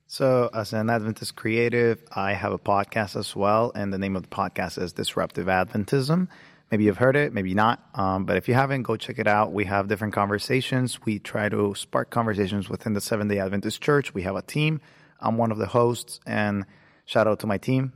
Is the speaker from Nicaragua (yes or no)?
yes; Nicaragua; moved away as an adult; now in United States; I was born in the beautiful country of Nicaragua. Um, I came here about eight years ago